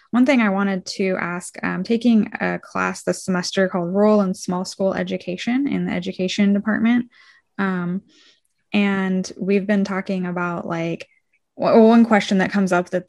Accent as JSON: {"language": "English", "town": "Chico", "region": "California", "country": "United States", "tie": "born or raised there", "also_born_or_lived": "Orland, California", "said": "i've lived in chico since i was 13 but i'm from the north state and my parents actually met here in Chico"}